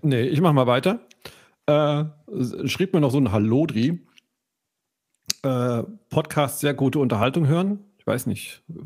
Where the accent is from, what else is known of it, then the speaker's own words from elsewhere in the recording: Allgäu, Bavaria, Germany; moved away; ich habe eine Zeit meiner Kindheit im Allgäu verbracht